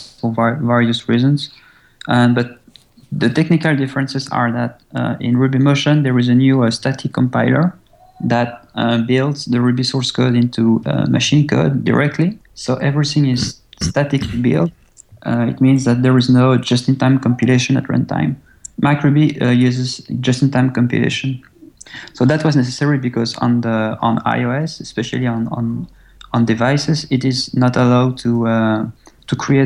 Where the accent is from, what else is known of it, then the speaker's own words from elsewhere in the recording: French-speaking Belgium, Wallonia, Belgium; English is a second language; I was born in Belgium. Actually, I was born in the French-speaking side of Belgium